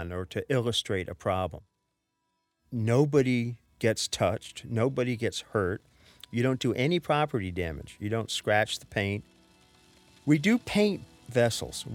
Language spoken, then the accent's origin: English; Norwalk, Connecticut, United States; now in New York City, United States; I grew up in Village Creek, which was, I think, the first intentionally integrated community in New England